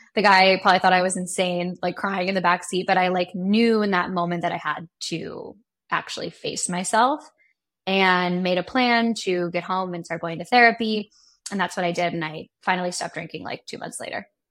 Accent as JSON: {"language": "English", "town": "Seattle", "region": "Washington", "country": "United States", "tie": "born or raised there", "also_born_or_lived": "New York", "moved": "yes", "lives_now": "Los Angeles, United States", "said": "I grew up in Seattle, Washington"}